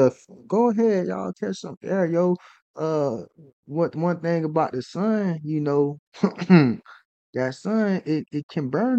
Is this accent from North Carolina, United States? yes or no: yes; North Carolina, United States; I'm from North Carolina.